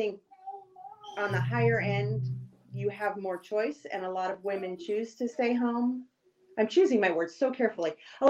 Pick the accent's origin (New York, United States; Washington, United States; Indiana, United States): Washington, United States; moved away as an adult; also born or lived in Illinois / California / Maryland / Rhode Island; I grew up in the Pacific Northwest.